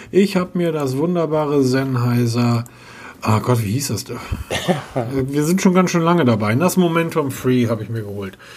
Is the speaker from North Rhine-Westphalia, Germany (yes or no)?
no; Hamburg, Germany; now in Bavaria, Germany; Also viel zu heiß für mich als Hamburger hier.